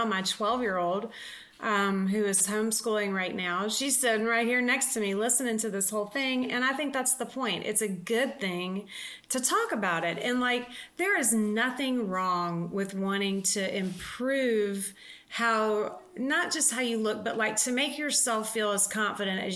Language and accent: English; the South, United States; I was raised in the South, which I mean, I adore living in the South and being raised there